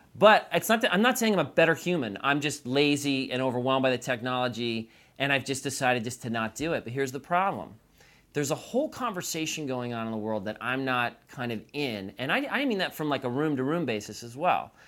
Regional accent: New York, United States; now in Southern California, United States; I'm from New York

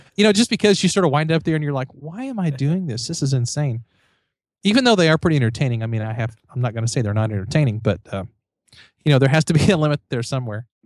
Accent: Missouri, United States; I'm from Missouri

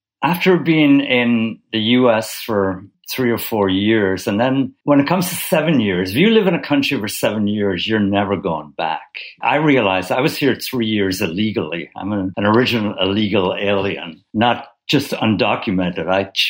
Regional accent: Ireland; now in New York, United States

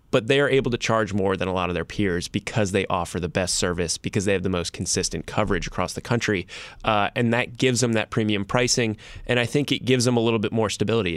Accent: New Jersey, United States; I'm from New Jersey.

